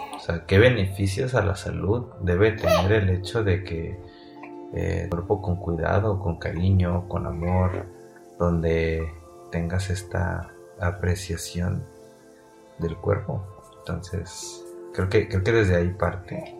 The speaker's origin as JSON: {"language": "Spanish", "country": "Mexico", "said": "como mexicanos, que somos un poquito más cálidos"}